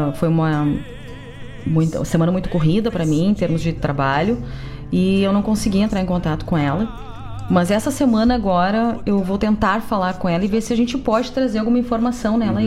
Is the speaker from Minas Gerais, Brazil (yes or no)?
no; Cachoeira do Sul, Rio Grande do Sul, Brazil; moved away as an adult; now in Porto Alegre, Brazil; Ah, sou de Cachoeira do Sul